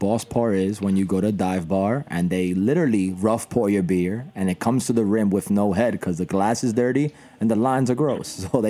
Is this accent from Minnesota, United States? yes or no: no; New York City, New York, United States; there's other kids like me who who was passionate growing up in the Bronx